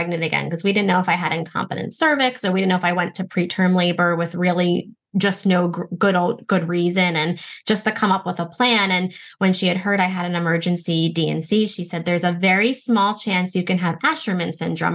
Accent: Baltimore, Maryland, United States; I'm from Baltimore

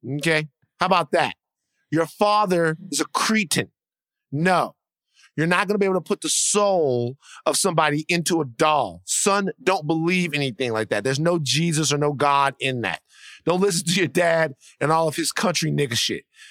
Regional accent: South Louisiana, United States; I'm from the, I'm from South Louisiana.

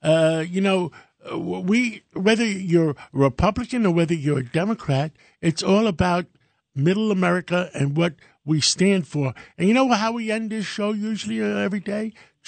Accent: New York City, New York, United States; You know where I come from? I come from Harlem.

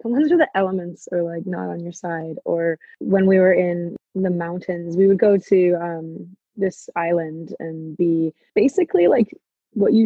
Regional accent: United States; I'm American

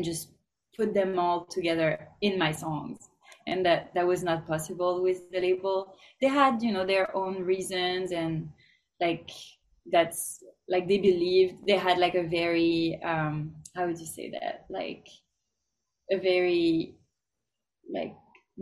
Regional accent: France; now in Los Angeles, United States; I'm from France, for example, and they didn't really like me embracing my roots

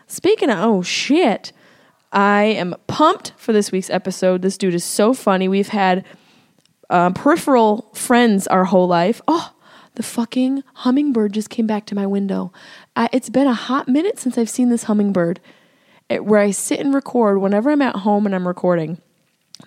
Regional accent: Syracuse, New York, United States; accent: nasal Syracuse; my nasal Syracuse accent

